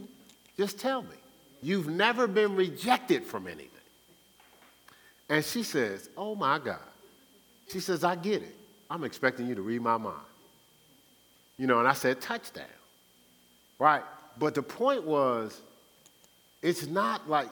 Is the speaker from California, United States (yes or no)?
no; Newark, New Jersey, United States; I was raised in Newark, New Jersey.